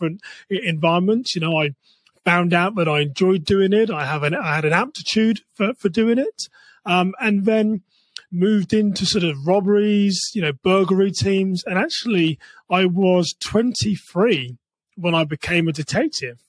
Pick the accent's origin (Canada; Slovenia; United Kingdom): United Kingdom; England; moved away as an adult; now in United States; I'm from England